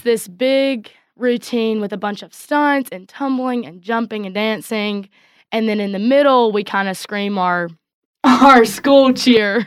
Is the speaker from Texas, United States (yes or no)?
yes; Coleman, Texas, United States; I grew up in Coleman my whole life